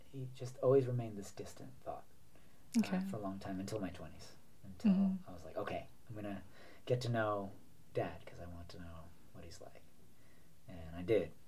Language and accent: English; New York, United States; also born or lived in Florida; So there was a couple of moves, you know, throughout the, you know, childhood, but all within Manhattan, all within New York. So it was always New York. It was always Manhattan